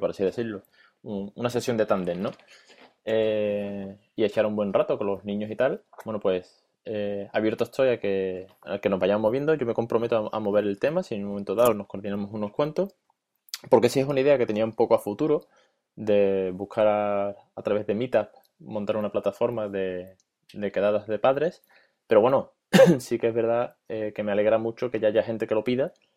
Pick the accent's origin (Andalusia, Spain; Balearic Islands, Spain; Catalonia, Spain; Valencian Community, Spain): Andalusia, Spain; Seville; yo soy de Sevilla